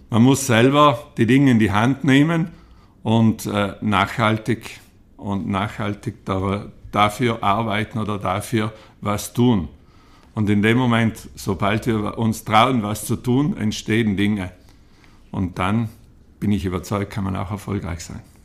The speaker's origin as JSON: {"language": "German", "town": "Trens", "region": "Trentino-Alto Adige", "country": "Italy", "tie": "born or raised there", "said": "Ich bin aufgewachsen in Trenz auf einem kleinen Bauernhof"}